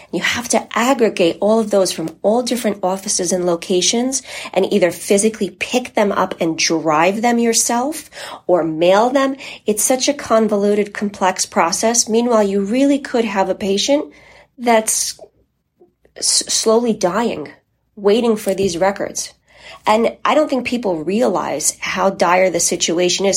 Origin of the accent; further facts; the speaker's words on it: United States; first language Polish; English is a second language; My family is from Poland and immigrated to the United States. And while I was born here, I didn't speak English when I started school. So English is my second language.